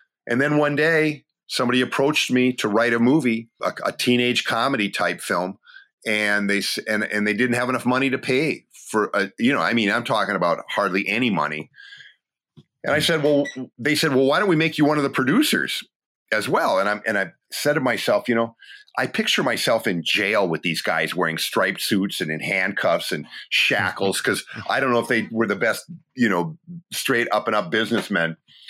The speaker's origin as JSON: {"language": "English", "town": "Appleton", "region": "Wisconsin", "country": "United States", "tie": "born or raised there", "also_born_or_lived": "Wausau", "said": "It played in my hometown of Appleton, Wisconsin. Actually, I'm from Wausau, but Appleton is where I moved with my family."}